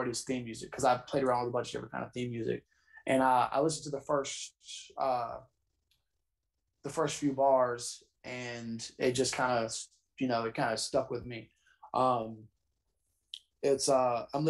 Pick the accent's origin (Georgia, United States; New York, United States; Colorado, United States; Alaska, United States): Georgia, United States; also born or lived in North Carolina; I did a lot of growing up in Georgia